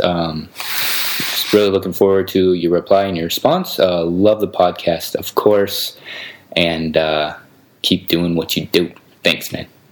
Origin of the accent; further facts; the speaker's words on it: United States; now in Belgrade, Serbia; I'm actually American, but I'm living kind of the digital nomad life